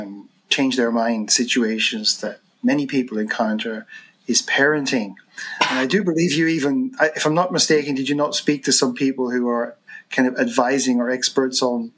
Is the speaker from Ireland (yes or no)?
yes; Ireland; as an Irish person